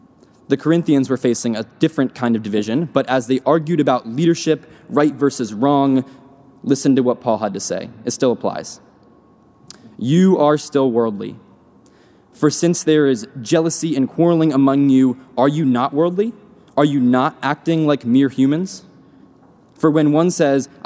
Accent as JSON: {"language": "English", "region": "Pennsylvania", "country": "United States", "said": "I'm from Pennsylvania, so this resonates with me all the more as a Northerner"}